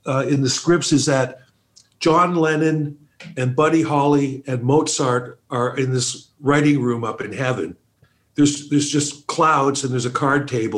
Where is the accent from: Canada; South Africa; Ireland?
Canada; Toronto, Ontario; also born or lived in Calgary; Exactly where I am now, Scarborough, East End.